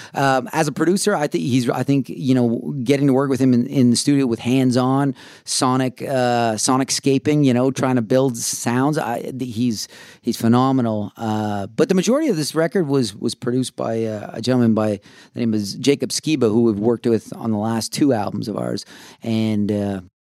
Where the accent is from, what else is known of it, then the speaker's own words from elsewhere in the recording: Canada; moved away; also born or lived in Austin, Texas; us being Canadian